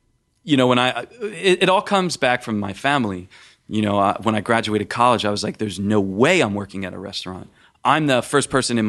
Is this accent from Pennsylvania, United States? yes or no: yes; Philadelphia, Pennsylvania, United States; Because my family, we're from Philadelphia, and we had a butcher shop, and we all worked there